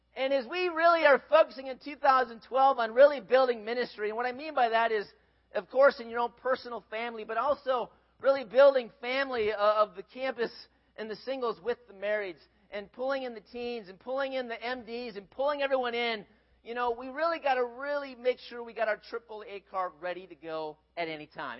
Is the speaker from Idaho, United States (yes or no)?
no; Minnesota, United States; grew up in Minnesota